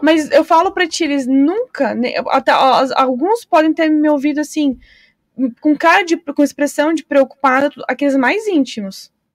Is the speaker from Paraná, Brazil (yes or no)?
yes; Foz do Iguaçu, Paraná, Brazil; eu que sou nascida em Foz